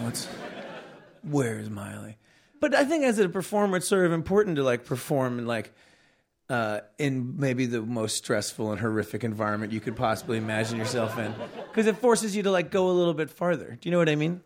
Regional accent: Long Island, New York, United States; Long Island where I grew up

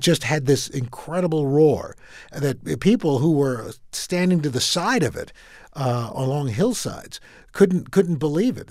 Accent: New York City, New York, United States; also born or lived in Brooklyn, New York; I am from Queens, New York. I, we lived in Brooklyn for a little bit, but most of my time was, was spent in Queens.

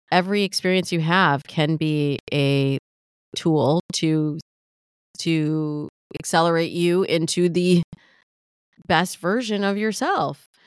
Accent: Midwest, United States; I grew up in the Midwest

